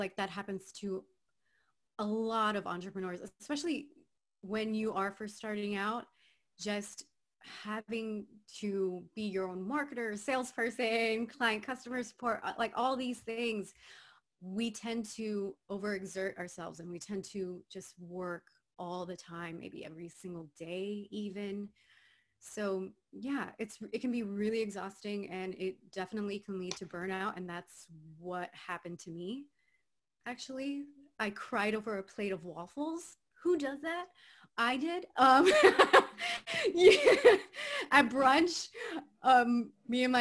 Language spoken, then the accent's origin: English; Miami, Florida, United States; moved away as an adult; now in Los Angeles, United States; I'm originally from Miami, Florida, born and raised Cuban